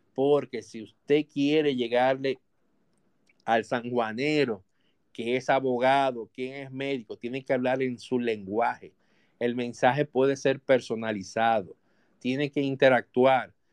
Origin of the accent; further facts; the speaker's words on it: Dominican Republic; nosotros somos ciudadanos, somos dominicanos